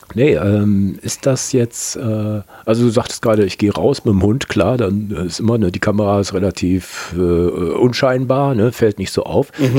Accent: Kempen, North Rhine-Westphalia, Germany; ich komme aus Kempen bei Krefeld

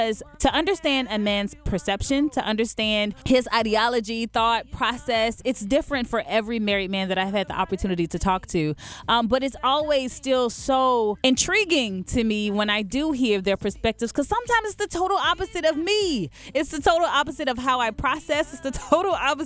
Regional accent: Chattanooga, Tennessee, United States; moved away; when I was still in Chattanooga back in my hometown

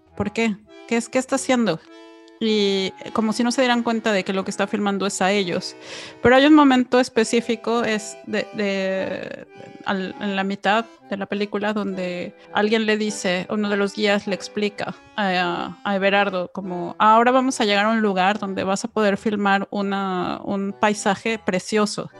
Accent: Mexico; los que crecimos en México

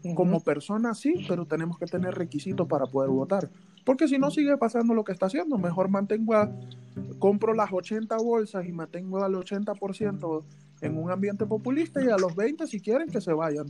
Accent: Venezuela; moved away as an adult; yo me vine graduado de Venezuela

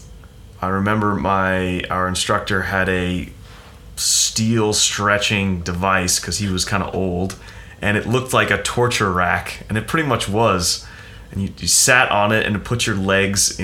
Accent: United States; born or raised there; moved away

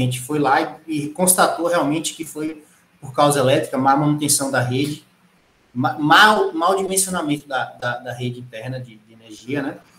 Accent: Irecê, Bahia, Brazil; moved away; also born or lived in Pernambuco; sou natural de Irecê, na Bahia

